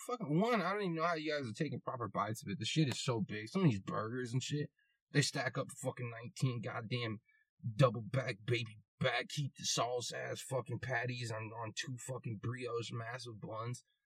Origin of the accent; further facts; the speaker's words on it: United States; I'm American